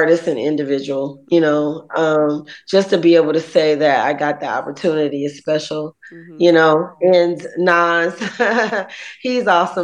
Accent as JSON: {"language": "English", "town": "East Point", "region": "Georgia", "country": "United States", "tie": "born or raised there", "also_born_or_lived": "College Park, Georgia", "said": "growing up in Jelly Beans and when I used to live in the hood in East Point, College Park"}